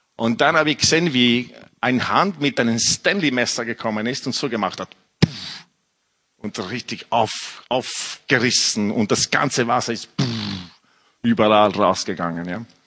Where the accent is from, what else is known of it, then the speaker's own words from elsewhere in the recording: Italy; German is a second language; moved away as an adult; also born or lived in England; now in Austria; ich bin, äh, in Italien aufgewachsen mit einer französischen Mutter